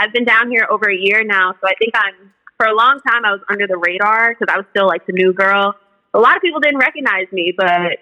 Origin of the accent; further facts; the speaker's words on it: New York City, New York, United States; moved away as an adult; also born or lived in Philadelphia, Pennsylvania; now in Macon, United States; I'm from New York City. Then I went to college in Philly. So moving to Macon was a huge culture shock